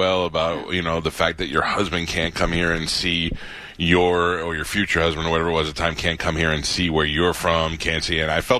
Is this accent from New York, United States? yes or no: yes; New York, United States; I grew up in New York